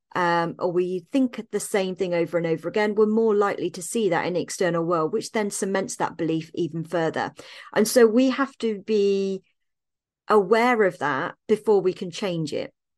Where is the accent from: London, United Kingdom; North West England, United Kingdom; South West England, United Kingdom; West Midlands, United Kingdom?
West Midlands, United Kingdom; Evesham; moved away; my hometown of Evesham in Worcestershire